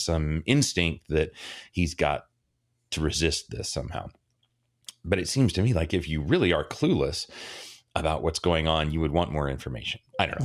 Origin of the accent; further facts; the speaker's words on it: Dallas, Texas, United States; I grew up in Dallas